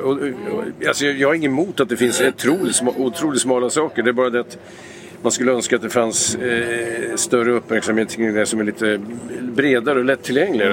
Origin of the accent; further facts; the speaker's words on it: Vingåker, Södermanland, Sweden; moved away; also born or lived in Lysekil, Bohuslän; Jag är ju uppvuxen i Vingåker, en liten ort i Sörmland